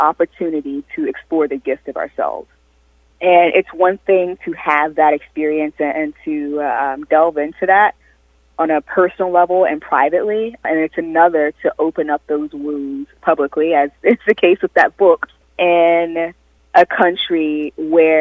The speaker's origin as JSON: {"language": "English", "region": "South Carolina", "country": "United States", "tie": "born or raised there", "moved": "yes", "said": "having grown up in South Carolina and having been raised in a Southern Baptist tradition"}